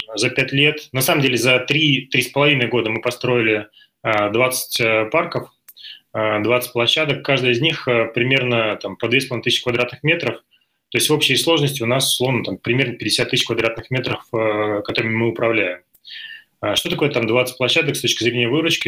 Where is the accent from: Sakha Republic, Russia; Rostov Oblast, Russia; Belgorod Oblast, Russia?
Belgorod Oblast, Russia; Belgorod; moved away as an adult; now in Moscow, Russia; Я из Белгорода э, рядом с кинотеатром «Радуга»